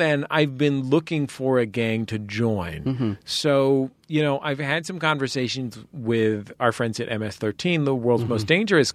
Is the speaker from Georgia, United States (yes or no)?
no; San Francisco, California, United States; growing up in San Francisco's handsome and historic Mission District